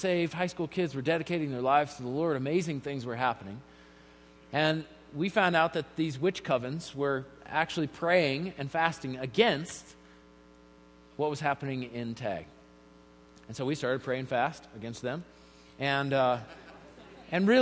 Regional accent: Colorado Springs, Colorado, United States; I grew up here in Colorado Springs

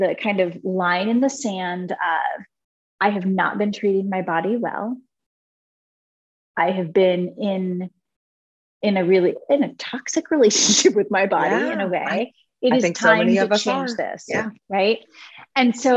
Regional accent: Cincinnati, Ohio, United States; born or raised there; also born or lived in Italy

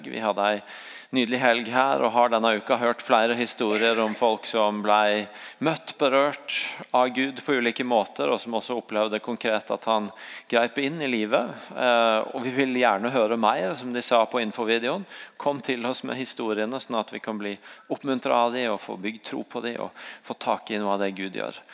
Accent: Sandnes, Rogaland, Norway; Jeg er fra Sandnes.

